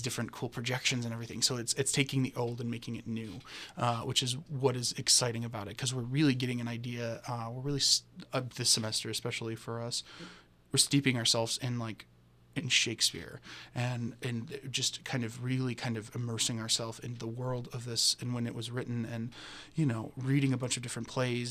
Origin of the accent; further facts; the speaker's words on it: Chicago, Illinois, United States; I'm from Chicago, uh, so me and Johnny are both Midwesterners